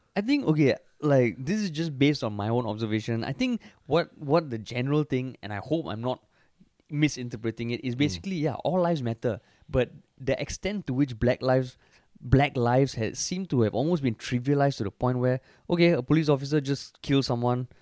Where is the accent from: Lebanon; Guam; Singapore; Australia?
Singapore; as a Singaporean